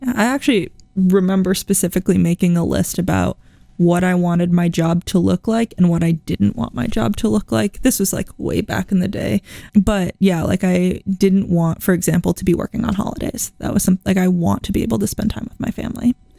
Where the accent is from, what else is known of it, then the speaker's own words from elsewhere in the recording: East Coast, United States; now in Iowa, United States; I'm also an East Coaster